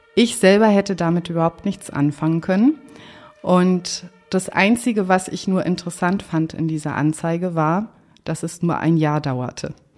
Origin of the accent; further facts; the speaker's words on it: Berlin, Germany; also born or lived in Lisbon, Portugal; bin ich aber aufgewachsen in Marienfelde, hier im Süden von Berlin